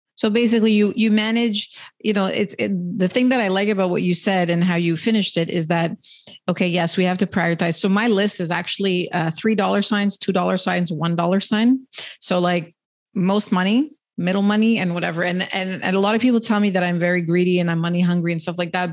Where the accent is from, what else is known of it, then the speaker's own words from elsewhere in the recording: Canada; I'm Canadian